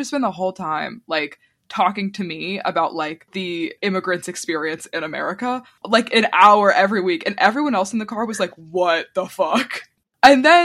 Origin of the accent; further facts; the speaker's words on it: Virginia, United States; also born or lived in New York; I went to this driving school in my hometown that was owned by this couple